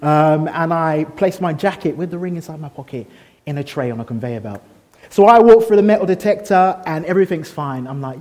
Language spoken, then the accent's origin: English; London, United Kingdom; now in Birmingham, United Kingdom; I'm a Londoner, and living in Birmingham